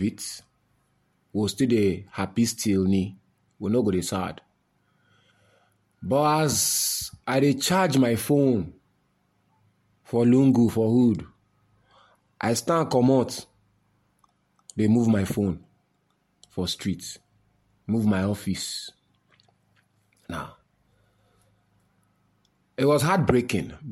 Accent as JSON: {"language": "English", "country": "Nigeria", "said": "the identity of my humanity as a Nigerian is attached to that line"}